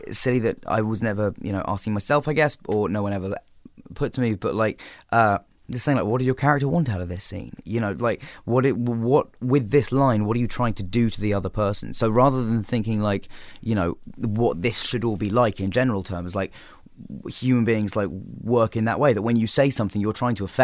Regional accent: England, United Kingdom; Okay, well, I mean, uh, being English, obviously the the original Office.

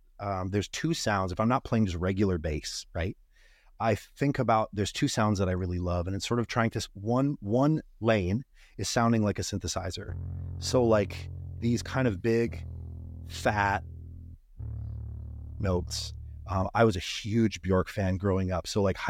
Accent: Montana, United States; I grew up in Northwestern Montana, parents listening to country music.

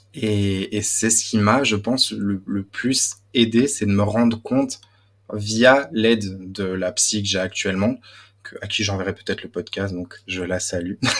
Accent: Belgium; accent: Belgian; moved away as an adult; now in Paris, France; je viens de Belgique. J'ai grandi dans une euh, famille euh, turque très croyante

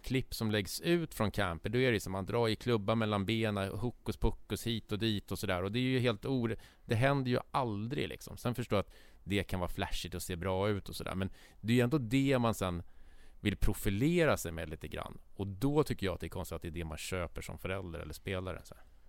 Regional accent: Stockholm, Stockholm County, Sweden; vi som stockholmare

